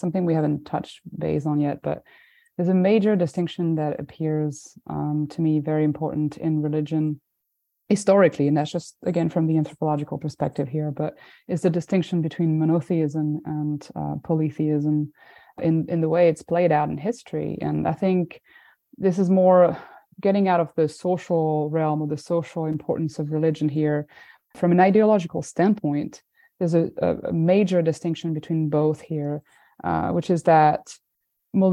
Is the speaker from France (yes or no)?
yes; France; I'm from France